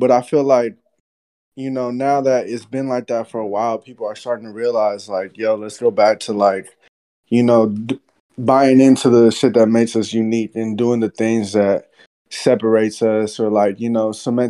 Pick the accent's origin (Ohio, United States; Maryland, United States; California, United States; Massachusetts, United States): California, United States; the Bay Area; I'm from the Bay